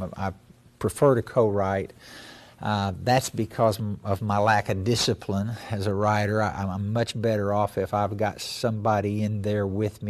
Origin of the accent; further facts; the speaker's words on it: Grove, Oklahoma, United States; I was raised in Grove, Oklahoma, on Grand Lake. My mother and father were both teachers there, and grew up on the farm that my mother was born in, that my granddad homesteaded when it was still Indian Territory